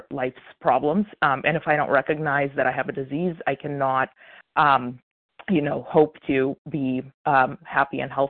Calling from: Illinois, United States; This is uh … a recovered compulsive overeater from Illinois.

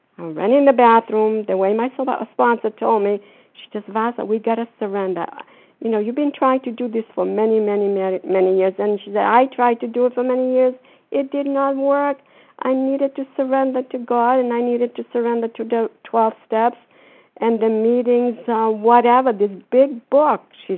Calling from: Florida, United States; No, I'm calling from Florida.

